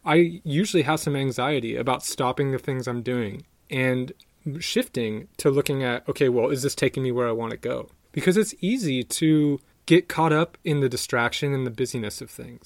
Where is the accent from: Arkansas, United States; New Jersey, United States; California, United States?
California, United States; San Diego; moved away; my hometown of San Diego